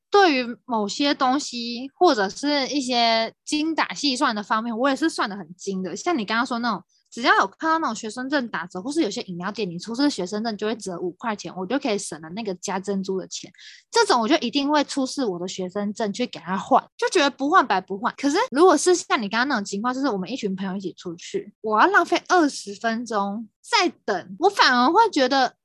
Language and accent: Chinese; Taipei, Taiwan; 我大学的时候是，不是在台北念书，对于我来说，我已经在台北生活了将近二十年